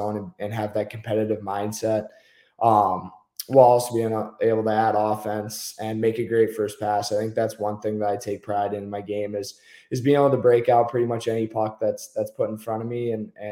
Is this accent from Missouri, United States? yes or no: no; Michigan, United States; growing up in Michigan as a defenseman